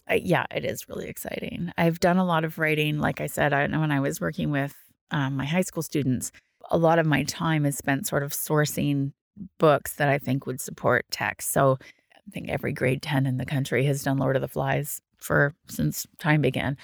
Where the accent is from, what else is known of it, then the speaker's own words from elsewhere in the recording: Ottawa, Ontario, Canada; moved away as an adult; also born or lived in New Brunswick; now in Cape Breton, Canada; I'm from Ottawa, um, and lived there for a really long time